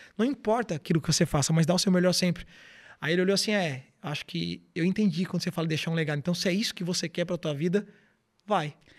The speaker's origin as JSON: {"language": "Portuguese", "town": "Garopaba", "region": "Santa Catarina", "country": "Brazil", "tie": "born or raised there", "also_born_or_lived": "Florianópolis / Imbituba", "said": "Eu voltei para Garopaba, sou natural aqui de Garopaba"}